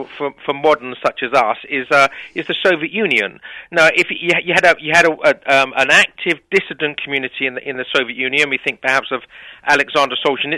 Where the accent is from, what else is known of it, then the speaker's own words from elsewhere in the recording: England, United Kingdom; obviously I'm biased, being an Englishman